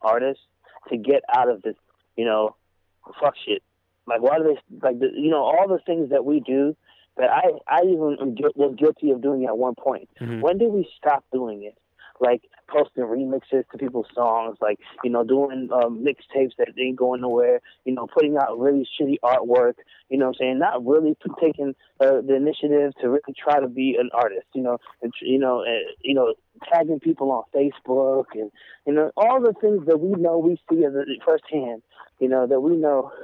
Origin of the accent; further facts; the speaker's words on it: New Jersey, United States; I'm from Jersey